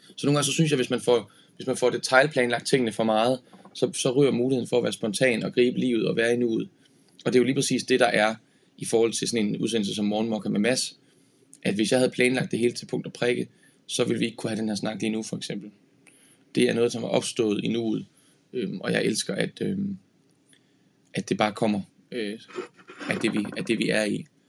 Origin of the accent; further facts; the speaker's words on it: Horsens, Central Denmark Region, Denmark; i Horsens, hvor jeg er fra